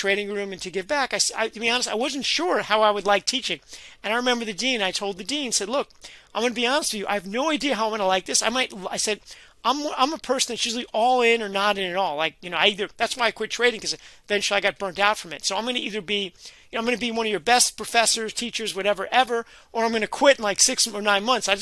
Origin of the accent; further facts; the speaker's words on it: New York City, New York, United States; also born or lived in Brooklyn; I grew up in the Bronx and I remember then I moved to Brooklyn